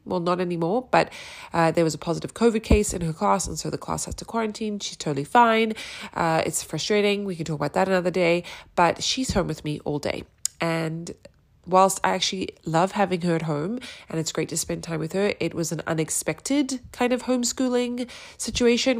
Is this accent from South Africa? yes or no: yes; South Africa; also born or lived in New York, United States; now in Austin, Texas, United States; I'm a South African living in Austin, Texas, via New York